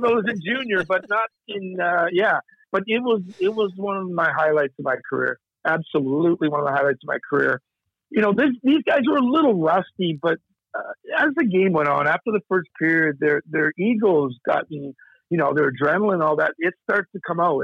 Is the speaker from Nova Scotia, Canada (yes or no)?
yes; Nova Scotia, Canada; I'm from Nova Scotia